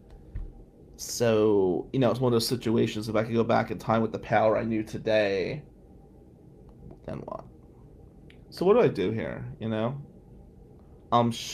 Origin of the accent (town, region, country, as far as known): Atlantic City, New Jersey, United States; moved away as an adult; now in Lansing, United States